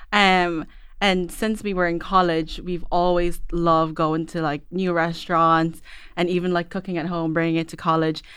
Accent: Ireland; also born or lived in Dubai / Philippines; I pretty much grew up here

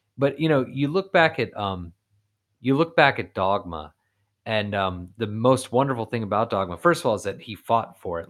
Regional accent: Florida, United States; I'm from Florida

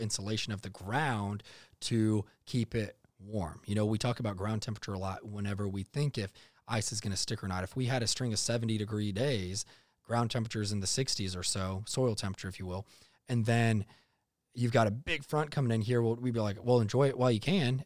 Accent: North Texas, United States; also born or lived in Iowa; growing up in North Texas, I, I did live in Iowa for a bit there, born there, moved to Texas when I was young

